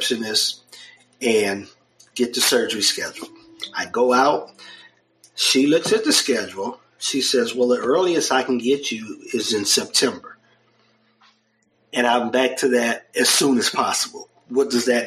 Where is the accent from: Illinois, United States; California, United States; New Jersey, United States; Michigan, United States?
Michigan, United States; Detroit; now in Texas, United States; I grew up in Detroit, Michigan